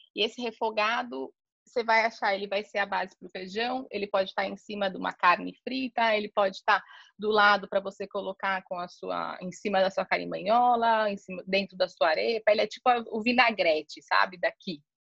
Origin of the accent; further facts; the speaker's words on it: São Paulo, Brazil; moved away as an adult; now in Cartagena, Colombia; eu sou brasileira, né? Eu sou de São Paulo.